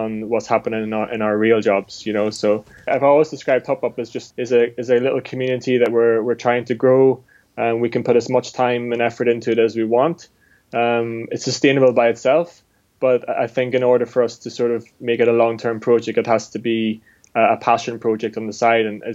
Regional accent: Enniskillen, Northern Ireland, United Kingdom; Our family, we grew up in Enniskillen.

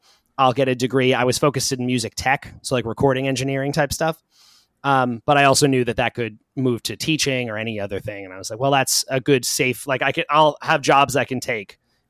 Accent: Long Island, New York, United States; Long Island. So not too far from where I am now.

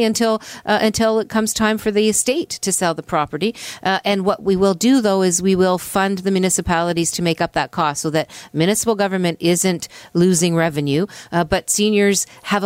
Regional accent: Hamilton, Ontario, Canada; I'm from Hamilton. Hamilton Centre is my riding

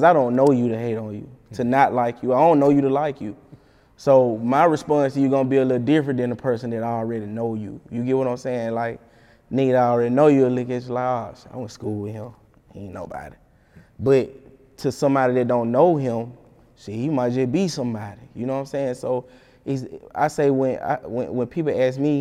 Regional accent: Alabama, United States; I'm from Alabama

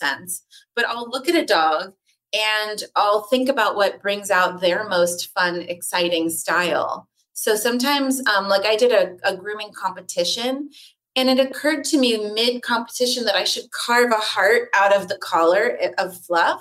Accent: Los Angeles, California, United States; also born or lived in New York; Born and raised

